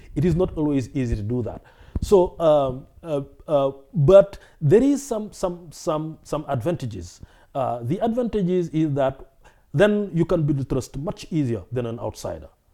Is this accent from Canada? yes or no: no; West Central Senegal, Senegal; also born or lived in Dakar, Senegal; I was born in Senegal, uh, and I grew up in West Central Senegal